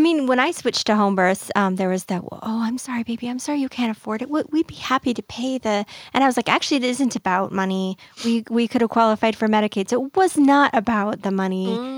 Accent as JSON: {"language": "English", "country": "United States", "said": "we as the American culture"}